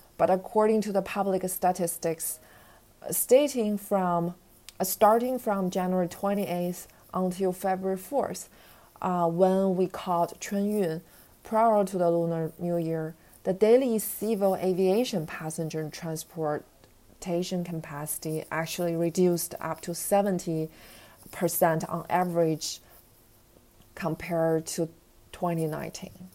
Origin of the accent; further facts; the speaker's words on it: Beijing, China; I was born in Beijing, so most of my families and relatives are here